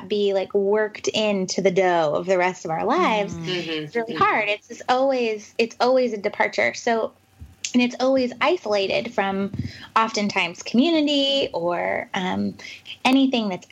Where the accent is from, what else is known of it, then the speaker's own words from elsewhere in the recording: the West, United States; moved away as an adult; also born or lived in New York City; now in Pacific Northwest, United States; I'm from the West, and I live back in the Pacific Northwest now